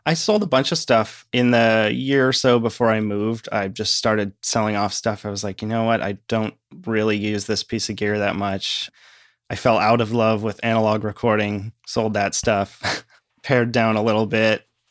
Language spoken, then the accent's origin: English; Shorewood, Wisconsin, United States; now in Rochester, United States; I grew up in a suburb of Milwaukee, Wisconsin, Shorewood.